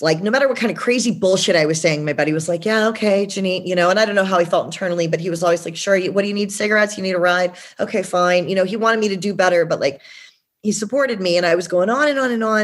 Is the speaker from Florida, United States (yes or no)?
no; Georgia, United States; now in San Diego, United States; I'm originally from Georgia